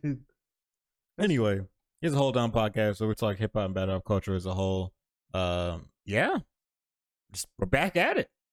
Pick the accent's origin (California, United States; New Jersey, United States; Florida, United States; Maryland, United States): Florida, United States; I'm very much from Florida.